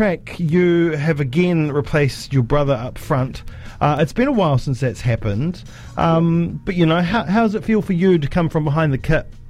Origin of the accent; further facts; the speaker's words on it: Dunedin, Otago, New Zealand; also born or lived in Cromwell, New Zealand; Dunedin born and bred, or Te Puti born and bred, but I lived in Cromwell for a long time. So you know, I've got two hometowns